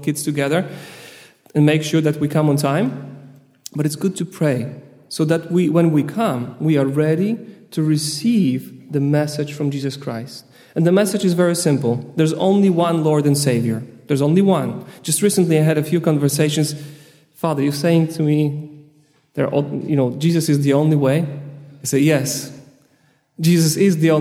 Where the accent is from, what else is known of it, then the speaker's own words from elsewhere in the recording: Poland; I'm from Poland